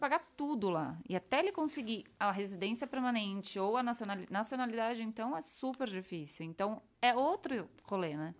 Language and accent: Portuguese; São Paulo, Brazil; moved away as an adult; now in Madrid, Spain; Paulistana, não, sou não. da Zona Norte